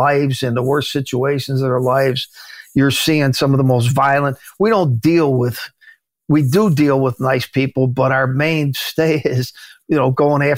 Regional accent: Chicago, Illinois, United States; in my neighborhood where I grew up in Chicago

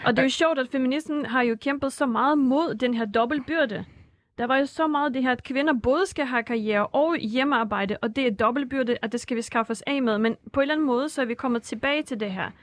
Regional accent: Russia; now in Denmark; Rusland, hvor jeg kommer fra

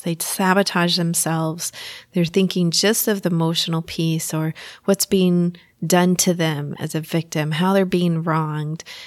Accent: Texas, United States; accent: Texas; my Texas accent is coming out

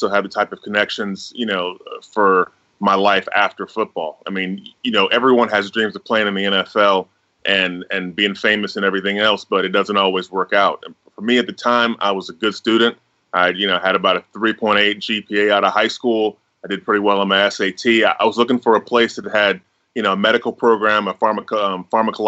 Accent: Tallahassee, Florida, United States; I grew up in Tallahassee

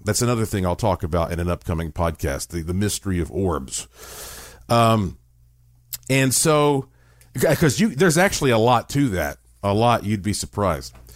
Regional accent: Asheville, North Carolina, United States; I was born in Asheville, North Carolina, in the heart of the Blue Ridge Mountains, I was born with quite a heritage because my family on both sides, uh, have been in Western North Carolina

